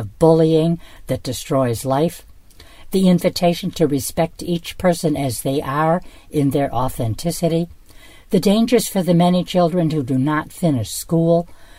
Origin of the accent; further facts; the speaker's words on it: near Chicago, Illinois, United States; now in Rome, Italy; I'm from the Midwest, too, born and raised near Chicago. So we are from that great part of America